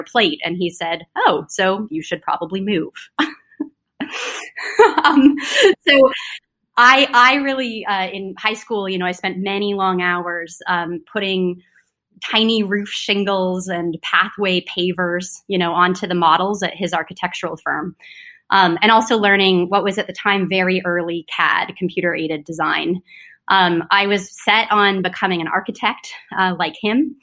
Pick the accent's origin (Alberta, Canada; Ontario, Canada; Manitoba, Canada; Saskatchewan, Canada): Ontario, Canada; Toronto; moved away as an adult; also born or lived in California; I was born in Toronto, Canada